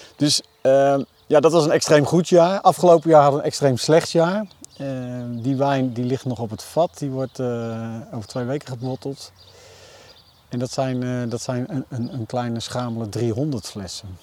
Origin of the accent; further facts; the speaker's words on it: Utrecht, Netherlands; moved away as an adult; now in Vechtdal, Netherlands; ik ben geboren en getogen in Utrecht